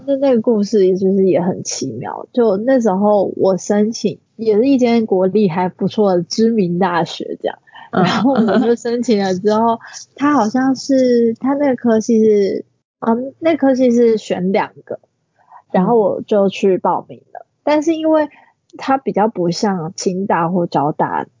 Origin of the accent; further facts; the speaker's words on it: Tainan, Taiwan; moved away as an adult; now in Taipei, Taiwan; 我原本是台南人嘛